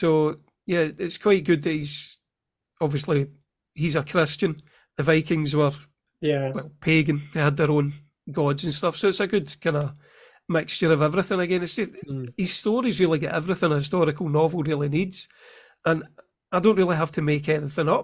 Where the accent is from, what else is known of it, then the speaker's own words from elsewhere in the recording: Scotland, United Kingdom; also born or lived in Clydebank; me being Scottish, I'd never had those lessons